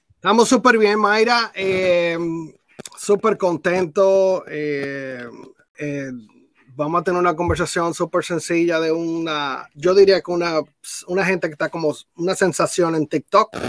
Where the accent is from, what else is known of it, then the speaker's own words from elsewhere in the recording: Dominican Republic; moved away; yo soy de la República Dominicana